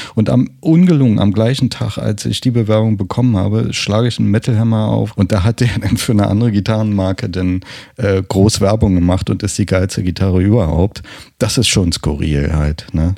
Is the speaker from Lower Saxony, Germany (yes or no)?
no; Berlin, Germany; accent: Berlinerisch; ich habe nicht allzu viel Berlinert